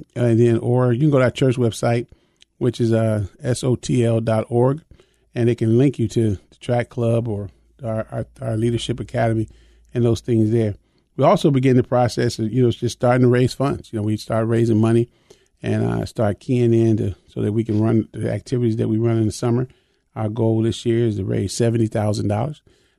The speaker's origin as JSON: {"language": "English", "town": "Chicago", "region": "Illinois", "country": "United States", "tie": "born or raised there", "said": "I was raised in Chicago"}